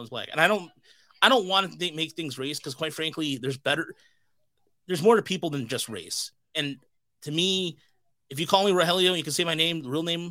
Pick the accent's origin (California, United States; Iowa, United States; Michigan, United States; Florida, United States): Michigan, United States; Dearborn; I was born right here in Dearborn, Michigan.